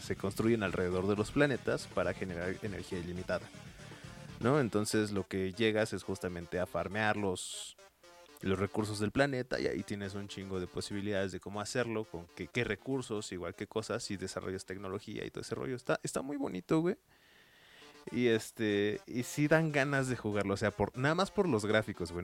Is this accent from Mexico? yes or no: yes; Mexico; aquí en nuestros países ranchos mágicos, como lo es México